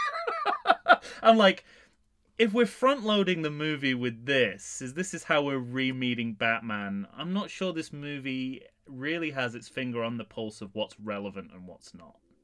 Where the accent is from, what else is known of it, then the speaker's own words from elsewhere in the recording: England, United Kingdom; being an Englishman who puts on an accent quite a lot